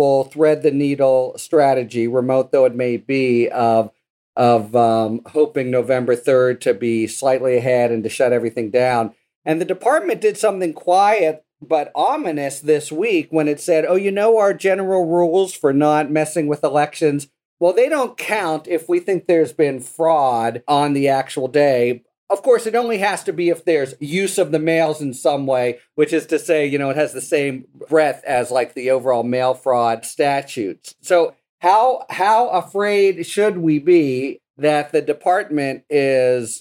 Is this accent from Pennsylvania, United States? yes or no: yes; Pennsylvania, United States; This is in my home state